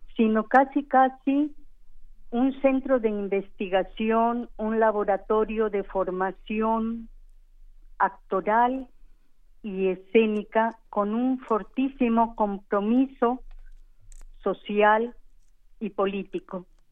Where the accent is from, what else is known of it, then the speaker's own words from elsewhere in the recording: Mexico; como mexicana